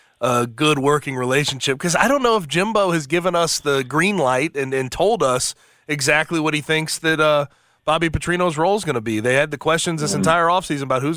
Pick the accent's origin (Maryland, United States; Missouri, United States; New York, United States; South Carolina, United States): Missouri, United States; St. Louis; now in Memphis, United States; I'm from St. Louis, out from West County